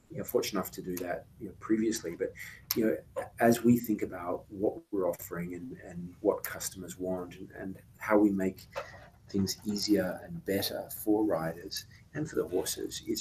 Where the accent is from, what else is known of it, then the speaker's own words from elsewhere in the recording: Australia; also born or lived in United Kingdom; now in United States; So I was born in the UK, um, spent time growing up in Australia, and, and have spent most of my life in the United States.